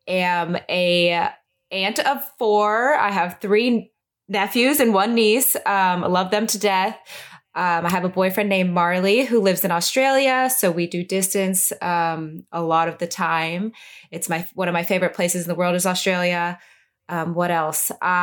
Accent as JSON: {"language": "English", "town": "Fresno", "region": "California", "country": "United States", "tie": "born or raised there", "also_born_or_lived": "Western New York", "moved": "as an adult", "said": "I am from Fresno, California. Grew up in Fresno, California, went to college in California at Pepperdine University, and then was drafted to Western New York in 2015."}